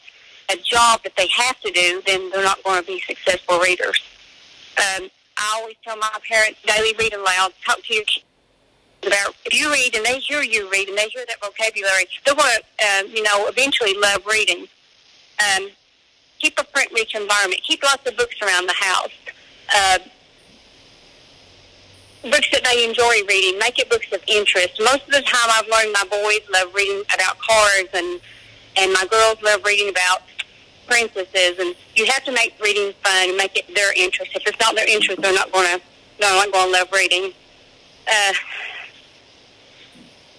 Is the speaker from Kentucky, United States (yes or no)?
yes; Eastern Kentucky, United States; I'm from Eastern Kentucky. I work in Pike County.